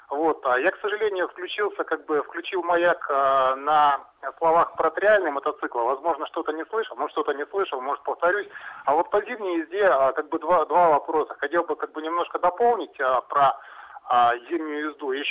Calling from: Novosibirsk, Novosibirsk Oblast, Russia; Да, доб добрый день … это город Новосибирск.

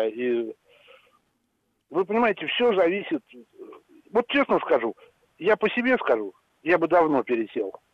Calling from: Ivanteyevka, Moscow Oblast, Russia; Здравствуйте. Я из Ивантеевки.

